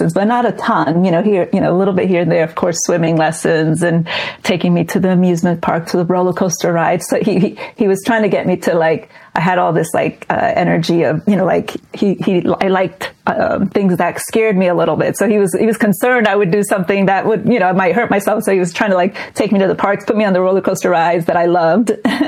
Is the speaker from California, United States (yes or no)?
no; New Jersey, United States; born there; they actually met in the U.S., in New York, and I was born in New Jersey.